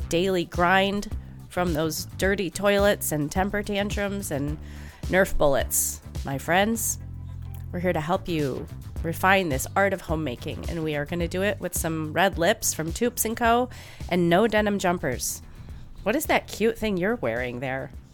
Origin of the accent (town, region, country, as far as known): Midwest, United States; accent: Midwestern